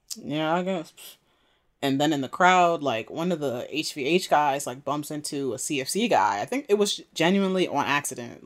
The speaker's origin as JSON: {"language": "English", "region": "Maryland", "country": "United States", "said": "I'm from Maryland"}